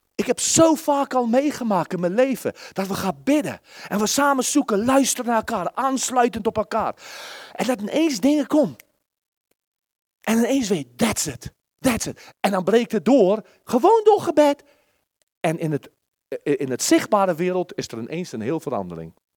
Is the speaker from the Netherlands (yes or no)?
no; South Africa; Dutch is a second language; moved away; Ik heb al een keer verteld dat ik uit Zuid-Afrika kwam.